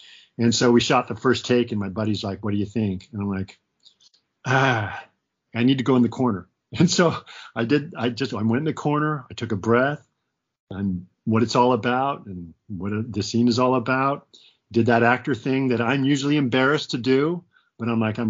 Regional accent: Portland, Oregon, United States; moved away as an adult; also born or lived in New York / Los Angeles; my hometown, Portland? So we moved up here

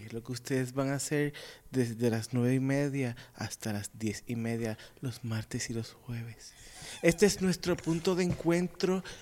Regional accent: Arecibo, Puerto Rico; soy de Arecibo

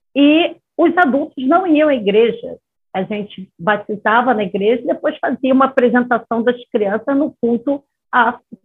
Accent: Rio de Janeiro, Brazil; moved away; na minha cidade natal, que é uma cidade mais liberada, é Rio de Janeiro

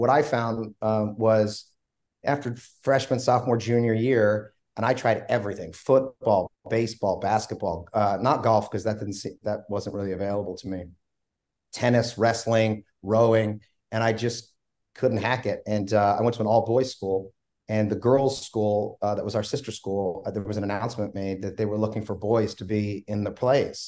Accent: Philadelphia, Pennsylvania, United States; I grew up in South Philadelphia, about a mile away from the stadiums

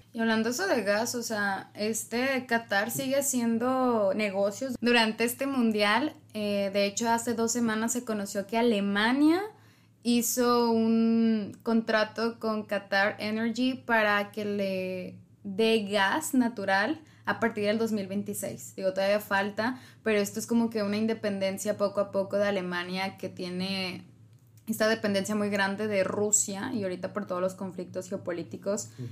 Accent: Mexico; somos 130 millones de mexicanos

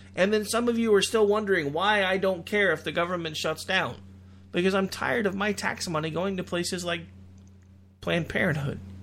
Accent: United States; We as an American people

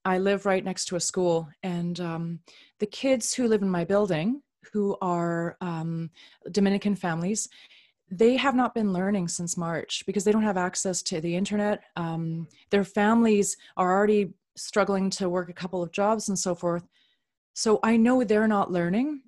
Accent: Canada; also born or lived in Upper Manhattan, New York; now in New York, United States; I'm a Canadian

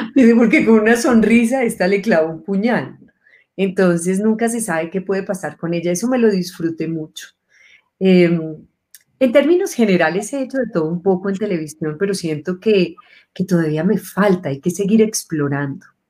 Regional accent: Medellín, Antioquia, Colombia; moved away; Nací en Medellín hace muchos años.

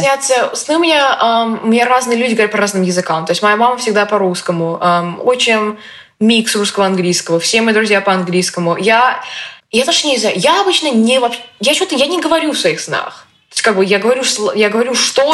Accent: Russia; moved away; я из России

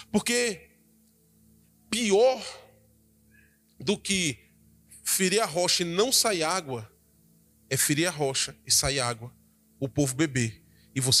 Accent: Espírito Santo, Brazil; E isso, irmãos, eu vim de lá, do Espírito Santo.

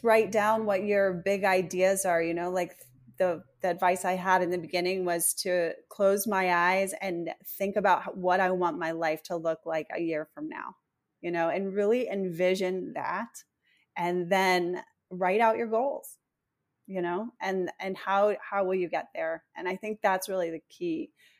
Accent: East Coast, United States; now in Los Angeles, United States; I come from the East Coast and moved to LA in 2016.

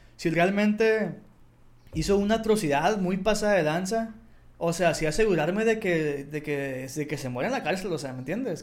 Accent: Mexico; en México o en mi país o en mi ciudad

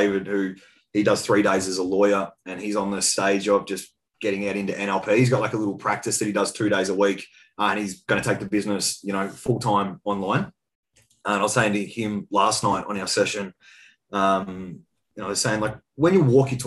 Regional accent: Colac, Victoria, Australia; I was actually back in my hometown, for those listening. It was a little town called Colac, around about 10,000 population, about 2 hours west of Melbourne

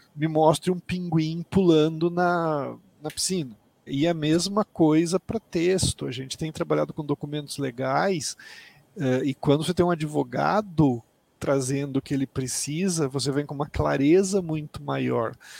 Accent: Mato Grosso do Sul, Brazil; moved away; Eu sou do Mato Grosso do Sul, me formei é, na Universidade Federal do Mato Grosso do Sul, em Campo Grande.

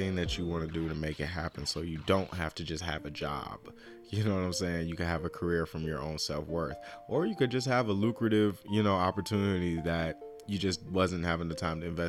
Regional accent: United States; I take a lot of pride in being American, honestly. I really do. Even if America shits on me because I'm a black American

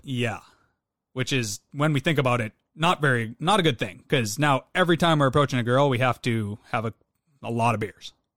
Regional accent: Western Canada, Canada; I'm from Western Canada

